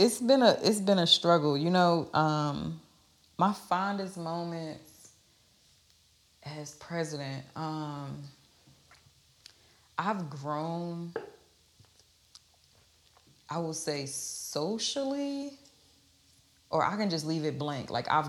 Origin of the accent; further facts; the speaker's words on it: New Jersey, United States; And so I'm from New Jersey, and our passion looked like you look like you want to fight, right?